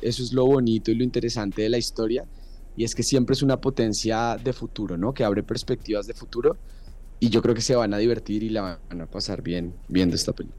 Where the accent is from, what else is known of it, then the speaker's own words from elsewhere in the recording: Colombia; moved away as an adult; now in Mexico City, Mexico; yo soy colombiano